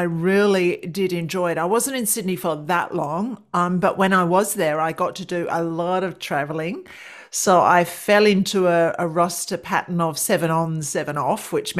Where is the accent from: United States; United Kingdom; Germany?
United Kingdom; London; moved away as an adult; now in Australia; Well, it began over in your part of the world. I'm from London, mm-hmm. East London, E17, Walthamstow. And so that was where I grew up. And then I migrated to Australia in 1988.